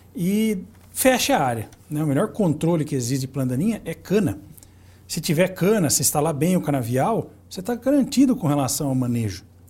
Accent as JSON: {"language": "Portuguese", "town": "Santa Bárbara d'Oeste", "region": "São Paulo", "country": "Brazil", "said": "Eu que sou da, da cidade de Santa Bárbara do Oeste"}